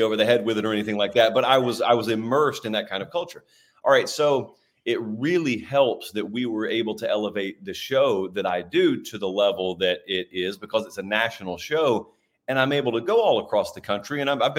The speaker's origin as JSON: {"language": "English", "region": "Deep South", "country": "United States", "said": "I'm from the Deep South. So I grew up being taught to despise Notre Dame."}